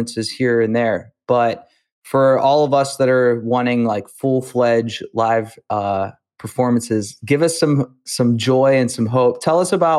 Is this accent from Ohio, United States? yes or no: yes; Youngstown, Ohio, United States; I'm from Youngstown, Ohio